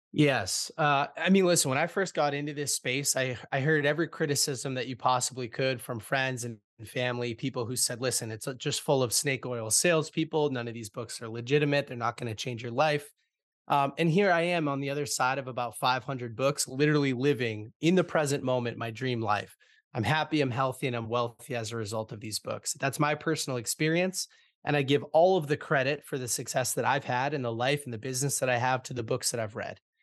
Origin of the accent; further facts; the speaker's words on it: Boston, Massachusetts, United States; I'm born and raised in Boston, Massachusetts